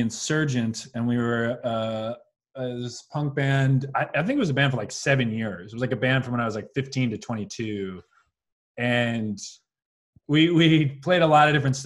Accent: Long Island, New York, United States; moved away as an adult; also born or lived in Brooklyn, New York; now in Los Angeles, United States; I grew up on Long Island.

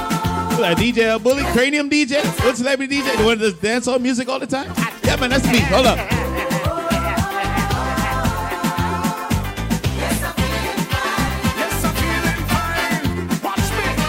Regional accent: New York City, New York, United States; I'm from Queens

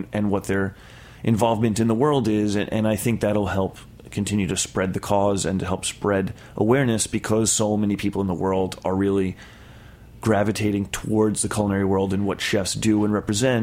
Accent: Long Island, New York, United States; I'm from Long Island in a reasonably upper middle class sort of neighborhood

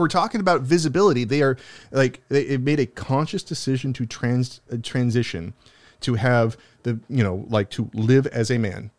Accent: United States; I'm an American, I'm an American citizen

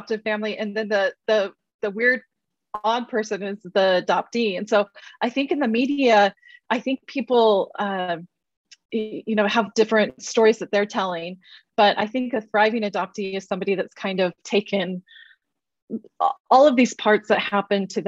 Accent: Oklahoma, United States; also born or lived in Utah; I was born in the state of Utah and immediately adopted to, well, not immediately, after 9 weeks, that I was adopted and raised in Oklahoma.

